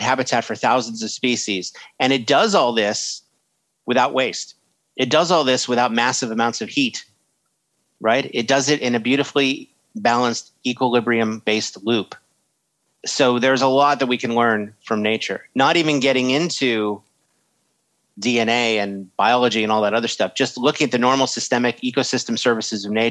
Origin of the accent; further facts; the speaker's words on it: United States; I'm American.